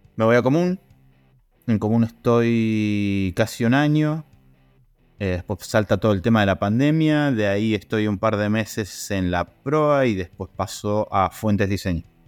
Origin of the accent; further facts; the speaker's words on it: Río Negro, Argentina; now in Mendoza, Argentina; yo me vine a vivir acá a Mendoza en el año 2000 con una idea de ser periodista. Yo soy de Río Negro